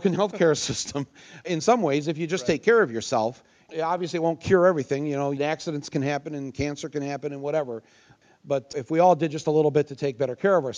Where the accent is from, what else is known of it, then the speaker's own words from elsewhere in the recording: Midwest, United States; I'm from the Midwest